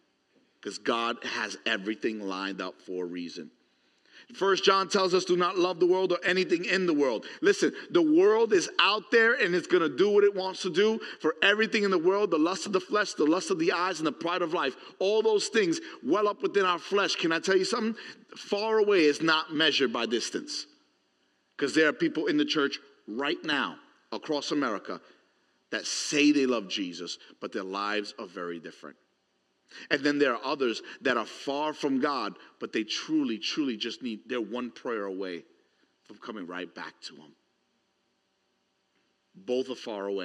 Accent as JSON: {"language": "English", "town": "New York City", "region": "New York", "country": "United States", "tie": "born or raised there", "said": "growing up in New York City"}